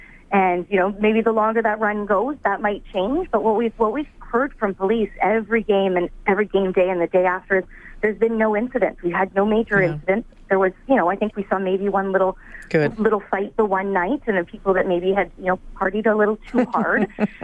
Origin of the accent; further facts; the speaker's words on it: Vancouver, British Columbia, Canada; now in Winnipeg, Canada; I'm originally from Vancouver